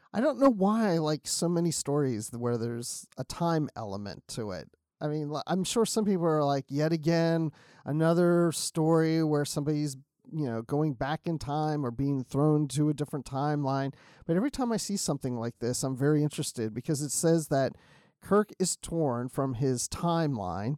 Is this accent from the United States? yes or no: yes; Maryland, United States; I grew up in Maryland